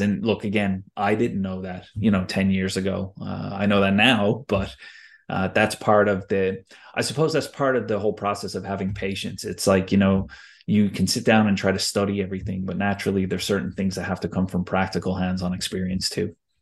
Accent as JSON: {"language": "English", "country": "United States", "tie": "born or raised there", "moved": "yes", "said": "growing up in the States"}